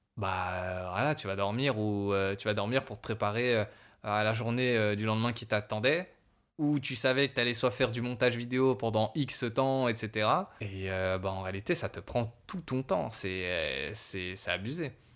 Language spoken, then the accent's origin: French; Savoie, Auvergne-Rhône-Alpes, France; je suis savoyard